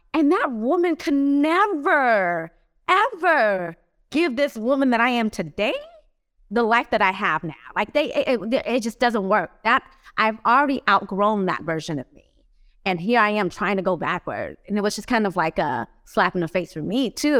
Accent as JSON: {"language": "English", "town": "Los Angeles", "region": "California", "country": "United States", "tie": "born or raised there", "moved": "as an adult", "lives_now": "Philadelphia, United States", "said": "I was raised in Los Angeles my whole life, um, not my whole entire life, but the majority of my young and adult life, I found myself in Los Angeles"}